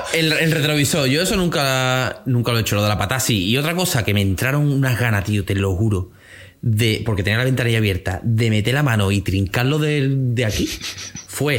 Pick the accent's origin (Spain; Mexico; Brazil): Spain; Andalusia; como buen andaluz